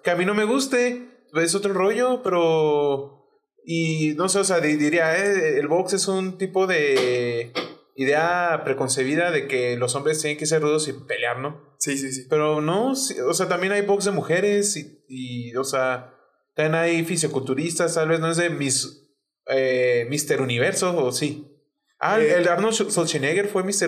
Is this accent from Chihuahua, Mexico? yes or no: yes; Chihuahua, Mexico; es de Chihuahua, o sea, de donde somos